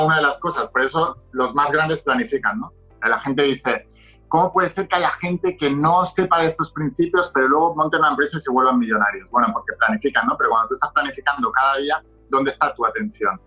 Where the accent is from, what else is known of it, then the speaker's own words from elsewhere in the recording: Barcelona, Catalonia, Spain; moved away as an adult; also born or lived in Madrid; yo soy de Barcelona, pero estaba estudiando en una universidad en Madrid